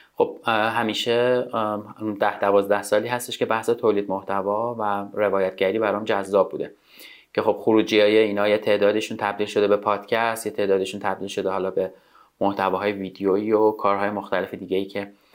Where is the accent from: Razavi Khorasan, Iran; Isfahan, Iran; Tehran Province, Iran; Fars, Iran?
Tehran Province, Iran; Tehran; تو تهران به دنیا آمدم تا اونجا که یادم میاد از منطقه بلوار کشاورز محله بلوار کشاورز بوده خونمون